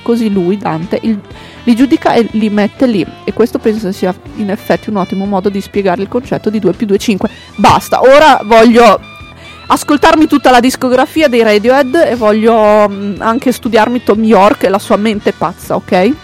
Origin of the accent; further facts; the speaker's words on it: Emilia-Romagna, Italy; È una bestemmia per un emiliano